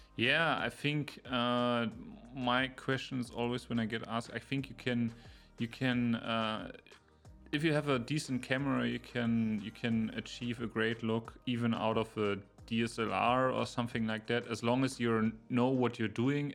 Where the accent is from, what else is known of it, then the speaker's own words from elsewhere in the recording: Berlin, Germany; now in near Munich, Germany; I'm originally from Berlin, and now I'm living in the area close to Munich, but it's a smaller city